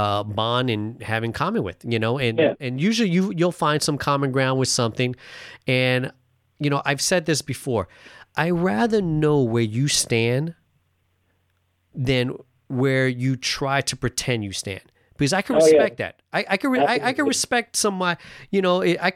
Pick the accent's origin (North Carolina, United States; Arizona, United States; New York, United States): New York, United States; New York City; now in Seattle, United States; I was born and raised in New York City